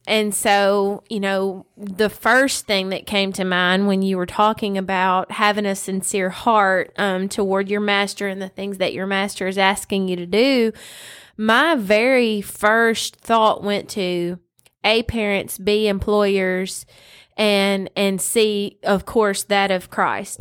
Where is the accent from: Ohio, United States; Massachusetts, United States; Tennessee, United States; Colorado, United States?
Tennessee, United States; West; born or raised there